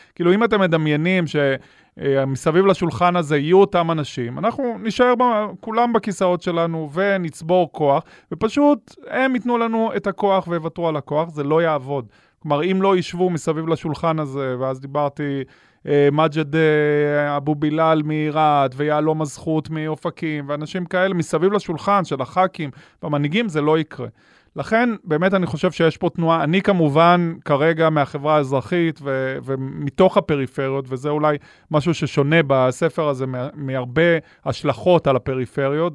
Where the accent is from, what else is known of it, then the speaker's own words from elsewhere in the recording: Ashkelon, Southern District, Israel; אני גדלתי באשקלון